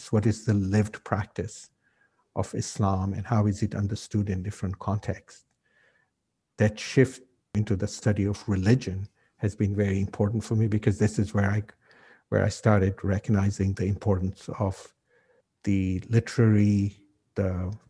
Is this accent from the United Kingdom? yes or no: no; Kenya; Oh, I'm from Kenya. And no, you can't be Kenyan. You know, you, you don't look African. And then when I'd say, Well, you know, in, in Kenya, there are people from different parts of the world. And my family's been there for 200 years.